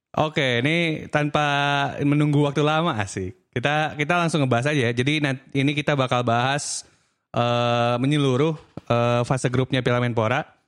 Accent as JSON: {"language": "Indonesian", "region": "Aceh", "country": "Indonesia", "also_born_or_lived": "Bandung", "moved": "yes", "said": "gua orang Aceh yang tinggal lama di Bandung"}